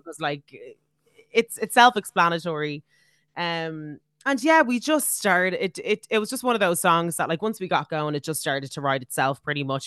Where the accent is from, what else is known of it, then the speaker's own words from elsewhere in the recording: Ireland; as Irish people